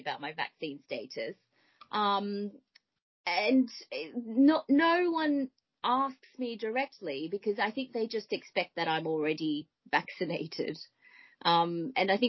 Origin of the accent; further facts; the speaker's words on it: Melbourne, Victoria, Australia; now in United Kingdom; I am originally from Melbourne, Australia